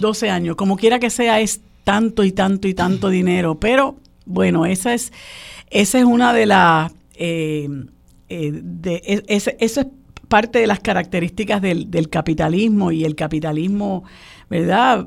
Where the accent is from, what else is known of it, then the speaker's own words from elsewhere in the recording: Puerto Rico; nuestros compatriotas puertorriqueños